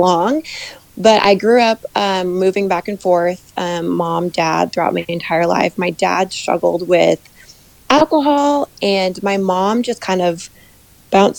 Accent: Midwest, United States; I'm a Midwest girl. I grew up in the States, in the Midwest

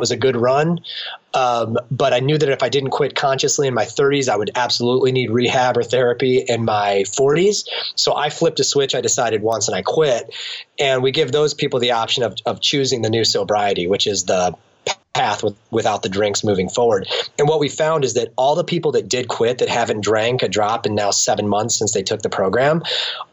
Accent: Akron, Ohio, United States; here in my hometown in Akron

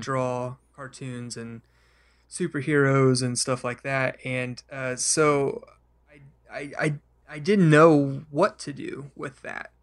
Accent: Oklahoma City, Oklahoma, United States; I grew up in Oklahoma, I've been here all my life

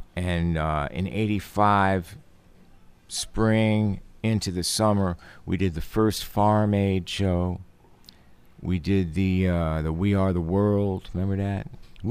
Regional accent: Stroudsburg, Pennsylvania, United States; When I was a little kid, there was a tiny little two-block area of my hometown, Stroudsburg, Pennsylvania, the Italian section.

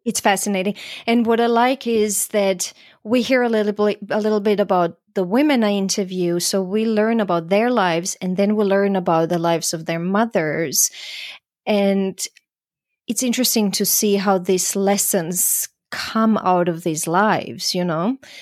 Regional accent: Croatia; also born or lived in Vienna, Austria; now in United States; I'm from Croatia

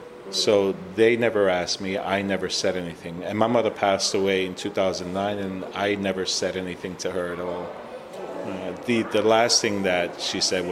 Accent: Puerto Rico; So now we come from Puerto Rico, this machismo kind of attitude that people had there.

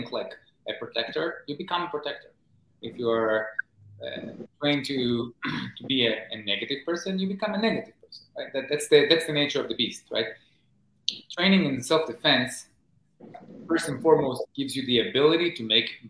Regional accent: Israel; moved away as an adult; now in New York City, United States; I grew up in Israel in the 1980s, and as a teenager in the 90s.

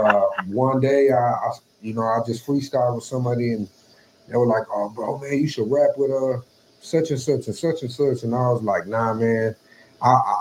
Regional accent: Houston, Texas, United States; moved away as an adult; now in Rio Grande Valley, United States; I'm originally from Houston, born and raised there

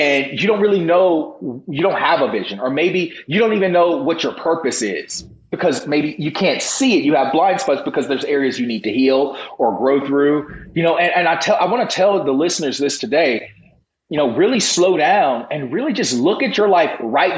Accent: Virginia, United States; I grew up in the Bible Belt of Virginia

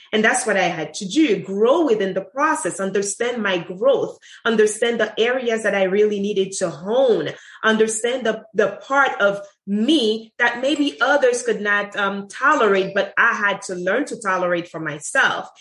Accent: Haiti; moved away as an adult; also born or lived in Sint Maarten; now in United States; I grew up in, ha- in Haiti. I wasn't born in Haiti. I was born in St. Martin um, in the Dutch side and grew up in Haiti at the age of six months and left Haiti when I was 18

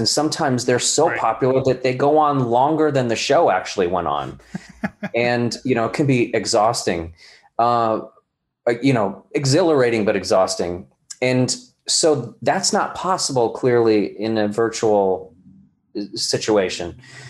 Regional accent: California, United States; born there; Well, I was born in California and then ended up back in California after my, you know, the beginning of my career in New York. But I was a military brat.

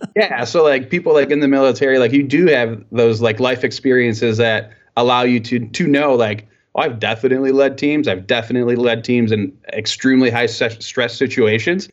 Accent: Michigan, United States; I was born here and, uh, and yeah, so I'm, I'm, um, um, very proud to be from Michigan

